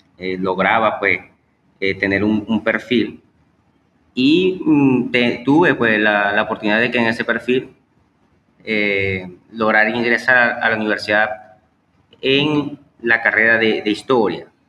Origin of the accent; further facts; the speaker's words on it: Maracaibo, Zulia, Venezuela; nace, pues aquí en Maracaibo, Estado Zulia, Venezuela. Eh, tengo 36 años y básicamente pues este, mi, vida eh, educativa y profesional la, he vivido acá en Venezuela.